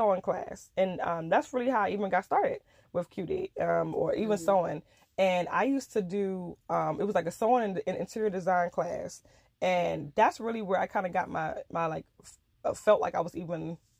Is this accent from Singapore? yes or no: no; Nigeria; because I'm African, because I'm Nigerian, and the way I was brought up